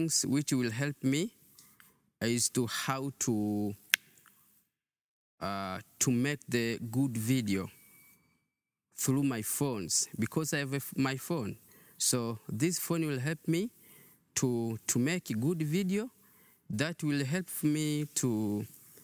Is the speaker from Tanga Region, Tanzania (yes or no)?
yes; Tanga, Tanga Region, Tanzania; So I'm come from Tanga.